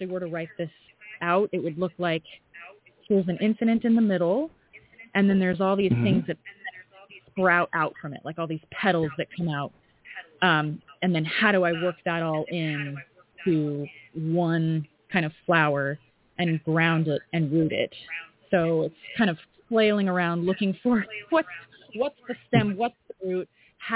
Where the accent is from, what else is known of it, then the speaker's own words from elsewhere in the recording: Colorado, United States; I'm from Colorado